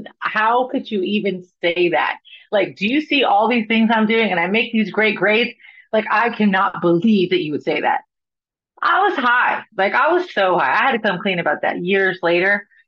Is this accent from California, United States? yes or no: no; Florida, United States; now in Nashville, United States; So I'm from Florida, right? I live in Nashville, Tennessee now. And I'm from Florida, born and raised in Florida.